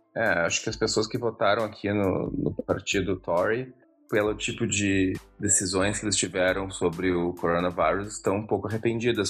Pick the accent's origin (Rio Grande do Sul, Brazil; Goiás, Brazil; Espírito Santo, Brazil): Rio Grande do Sul, Brazil; Porto Alegre; moved away as an adult; also born or lived in Israel; now in London, United Kingdom; a gente era no mesmo colégio israelita em Porto Alegre